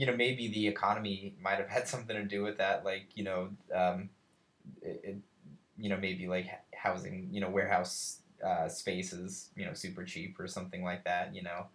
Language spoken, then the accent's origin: English; Colorado, United States; now in Cincinnati, United States; I, I come from Colorado. I come from the West